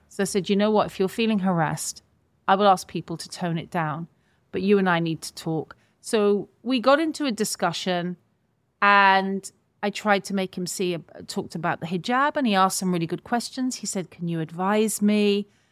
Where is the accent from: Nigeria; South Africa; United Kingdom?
United Kingdom; I say all of us as British people